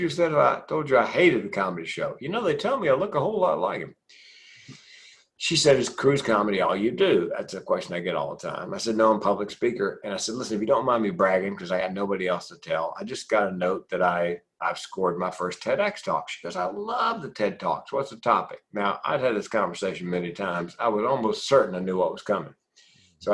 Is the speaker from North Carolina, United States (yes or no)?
yes; Raleigh, North Carolina, United States; Went back to Raleigh, my hometown, North Carolina